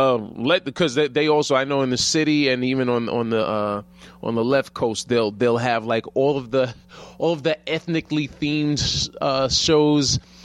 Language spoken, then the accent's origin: English; New York, United States